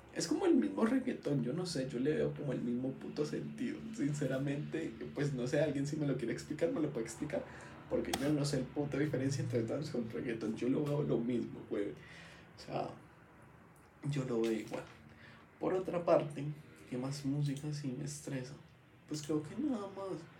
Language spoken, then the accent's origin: Spanish; Bogotá, Colombia; Yo, yo soy rolo completamente